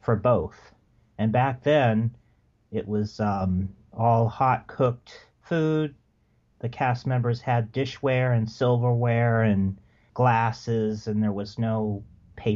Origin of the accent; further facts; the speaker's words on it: Southern California, United States; I grew up in Southern California